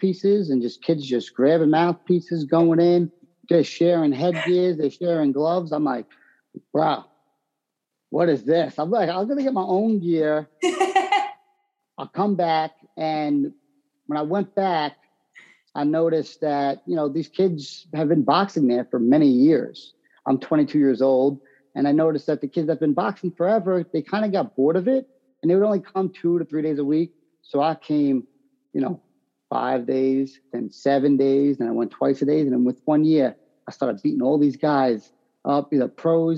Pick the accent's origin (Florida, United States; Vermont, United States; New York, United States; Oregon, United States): New York, United States; Long Island; I'm from Long Island